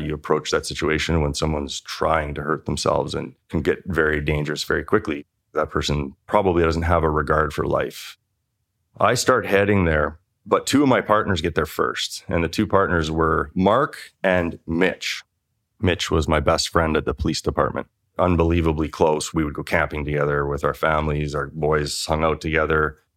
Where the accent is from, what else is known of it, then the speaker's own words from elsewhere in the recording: Canada; This is a town of five thousand people. And I grew up there.